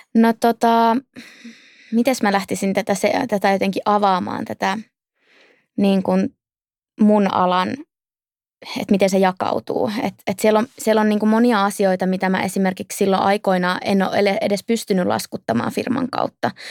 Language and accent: Finnish; Outokumpu, North Karelia, Finland; moved away as an adult; also born or lived in Turku; mä oon kasvanut Outokummussa ja käynyt siellä mun koulut